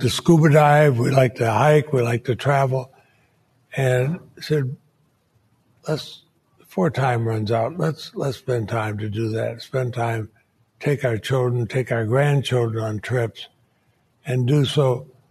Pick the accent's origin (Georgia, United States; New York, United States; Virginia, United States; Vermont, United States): Vermont, United States; Montpelier; I grew up in Montpelier, Vermont.